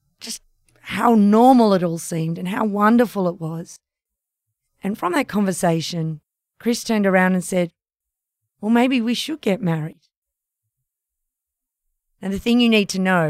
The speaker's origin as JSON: {"language": "English", "country": "Australia", "said": "That meant leaving Australia."}